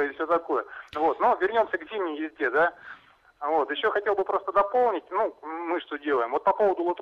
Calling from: Novosibirsk, Novosibirsk Oblast, Russia; Да, доб добрый день … это город Новосибирск.

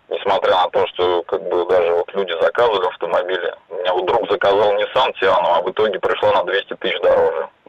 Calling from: Ulyanovsk, Ulyanovsk Oblast, Russia; Я из Ульяновска звоню.

